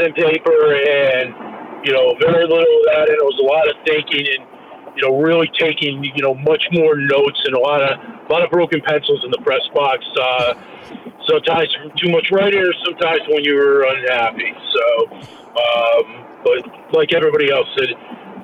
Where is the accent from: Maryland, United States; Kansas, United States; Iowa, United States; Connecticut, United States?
Connecticut, United States; Central; growing up in Central Connecticut